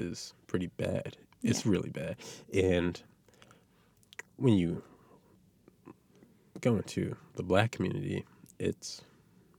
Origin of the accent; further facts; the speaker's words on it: North Preston, Nova Scotia, Canada; I'm from North Preston.